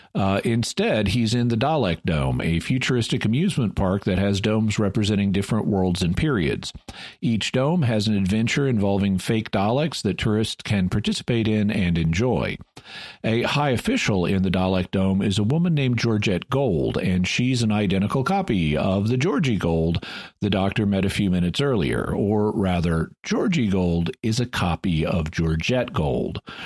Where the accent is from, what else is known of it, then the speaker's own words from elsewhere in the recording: United States; I'm an American